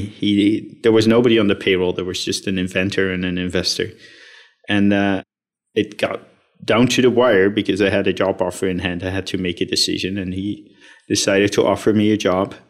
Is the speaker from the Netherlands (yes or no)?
yes; Netherlands; I was uh, born and raised in the Netherlands